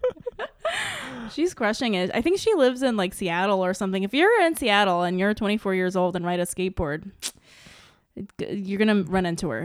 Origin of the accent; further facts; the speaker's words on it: Saipan, Northern Mariana Islands; having being someone that grew up in Saipan